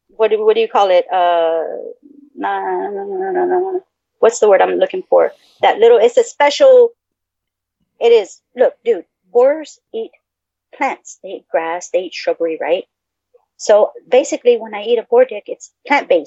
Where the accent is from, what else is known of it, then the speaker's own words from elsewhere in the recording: Texas, United States; I'm from Texas